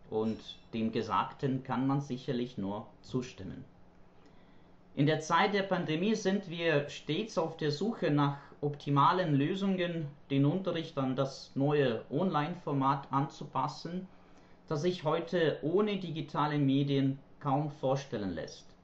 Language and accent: German; Ukraine; German is a second language; ich komme aus der Ukraine, wo ich Deutsch als Fremdsprache unterrichte, und zwar an einer Universität und an einem Sprachlernzentrum.